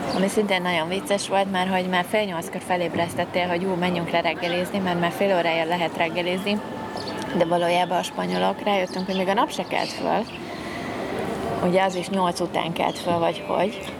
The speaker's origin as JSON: {"language": "Hungarian", "country": "Hungary", "said": "tipikus magyarok vagyunk"}